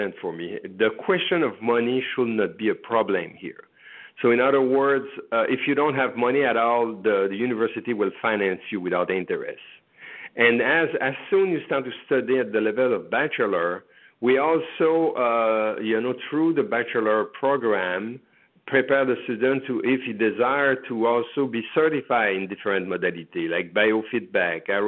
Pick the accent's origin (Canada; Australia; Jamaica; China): Canada; moved away as an adult; now in United States; I am from Canada